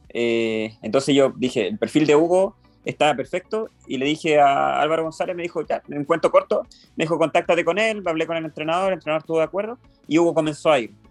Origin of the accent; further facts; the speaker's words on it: Santiago, Santiago Metropolitan Region, Chile; como yo, soy de Santiago